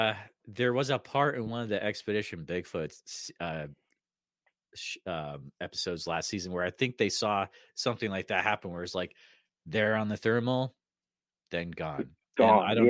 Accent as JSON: {"language": "English", "region": "New England", "country": "United States", "moved": "yes", "said": "So I'm from New England originally."}